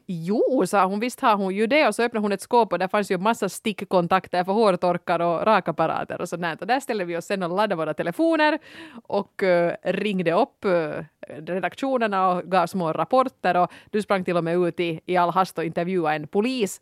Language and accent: Swedish; Helsinki, Uusimaa, Finland; jag är från Helsingfors